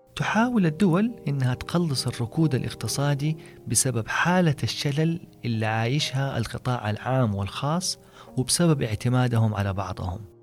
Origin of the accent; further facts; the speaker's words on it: Saudi Arabia; علينا كسعوديين